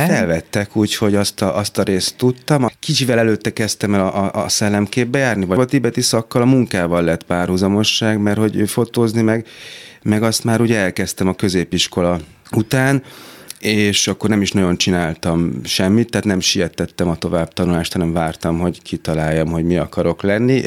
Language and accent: Hungarian; Budapest, Hungary; itt nőttem fel a hatodik kerületben